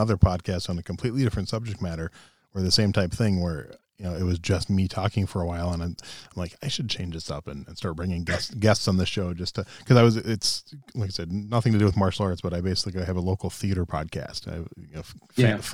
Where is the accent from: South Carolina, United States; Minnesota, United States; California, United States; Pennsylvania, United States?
Minnesota, United States; I grew up in Minnesota